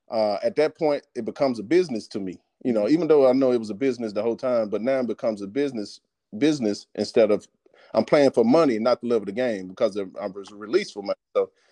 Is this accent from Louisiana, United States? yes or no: no; Terrell, Texas, United States; moved away as an adult; also born or lived in Arkansas / Denver / Detroit; born and raised in Terrell, Texas.